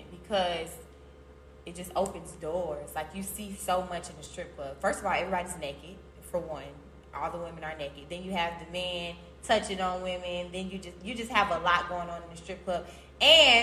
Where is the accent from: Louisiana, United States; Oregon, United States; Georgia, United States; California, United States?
Georgia, United States; Atlanta; also born or lived in Chicago, Illinois; I'm from Chicago, but, you know, I went to high school in Atlanta